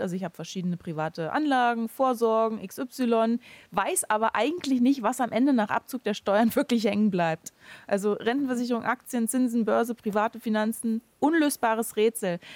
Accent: Germany; bei uns in Deutschland

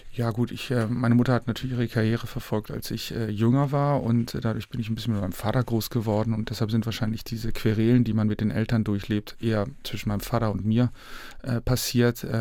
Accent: Northern Germany, Germany; ich als Norddeutscher

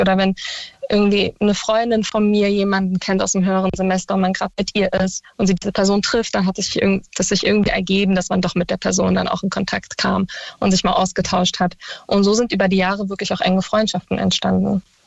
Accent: Berlin, Germany; ich komme aus Berlin und war im Tiergarten auf einer Schule

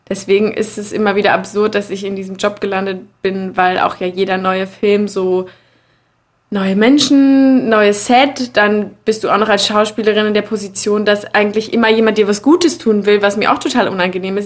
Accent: Berlin, Germany; ich bin im Prenzlauer Berg aufgewachsen

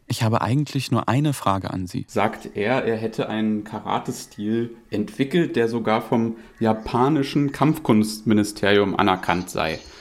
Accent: Altlandsberg, Brandenburg, Germany; also born or lived in Neuenhagen; Ich bin hier aufgewachsen

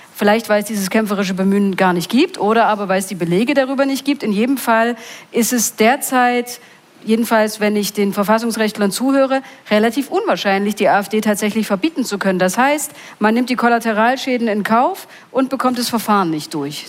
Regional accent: Mulda, Saxony, Germany; ich komme aus Mulda

